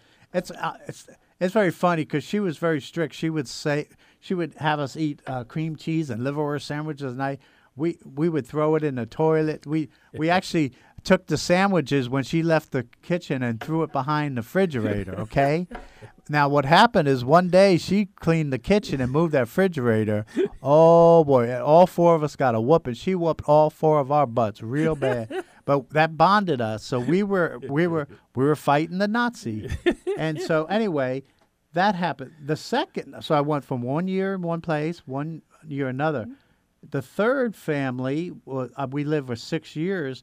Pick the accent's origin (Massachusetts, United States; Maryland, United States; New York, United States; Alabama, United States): New York, United States; Yonkers; moved away as an adult; also born or lived in Long Island, New York / California; we moved from Long Island to Yonkers